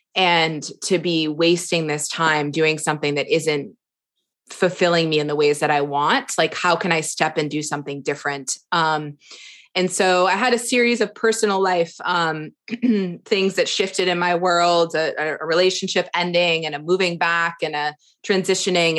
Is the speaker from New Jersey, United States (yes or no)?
no; suburbs of Boston, Massachusetts, United States; moved away as an adult; also born or lived in Florida; now in Kauai, United States; I grew up on the East Coast, um, in a, a suburbs of Boston, about forty-five minutes from the city